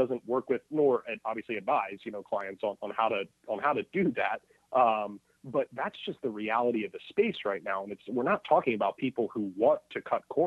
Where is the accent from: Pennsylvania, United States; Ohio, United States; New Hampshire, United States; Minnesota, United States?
Pennsylvania, United States; East Coast, outside of Philadelphia; now in Los Angeles, United States; I'm originally from the East Coast, but have been living in LA for 15 years